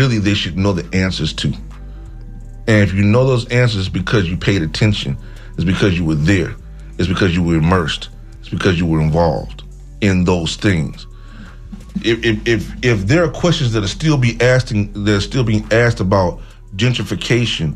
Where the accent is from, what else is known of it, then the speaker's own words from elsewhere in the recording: Tallahassee, Florida, United States; moved away; I'm from Tallahassee originally